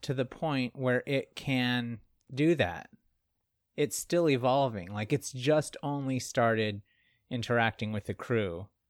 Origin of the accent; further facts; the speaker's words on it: the South, United States; accent: southern; Sometimes my Southern accent comes back.